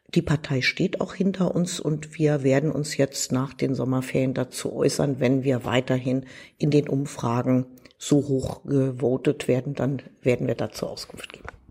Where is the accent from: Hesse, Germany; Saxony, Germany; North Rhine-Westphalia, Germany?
Hesse, Germany; Wiesbaden; ich bin aus Hessen, ich bin in Wiesbaden geboren